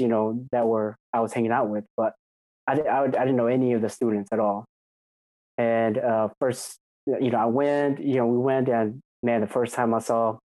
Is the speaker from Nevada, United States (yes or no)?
no; Menomonie, Wisconsin, United States; moved away as an adult; also born or lived in Arkansas; born and raised in Wisconsin. Yep, until I was about 18.